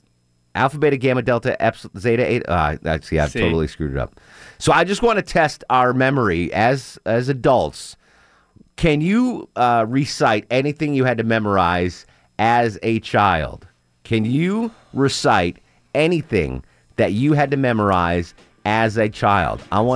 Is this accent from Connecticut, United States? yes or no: yes; Connecticut, United States; I grew up in Connecticut. I never had to learn the state song like that.